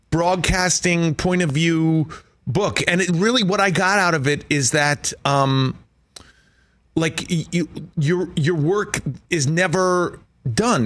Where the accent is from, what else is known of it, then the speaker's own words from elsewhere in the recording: East Coast, United States; now in Southern California, United States; I'm from the East Coast, I live in Southern California now